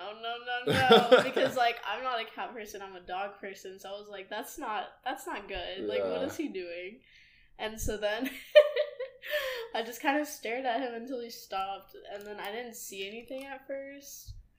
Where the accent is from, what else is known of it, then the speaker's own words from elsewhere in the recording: San Antonio, Texas, United States; also born or lived in New Braunfels; But I grew up in San Antonio.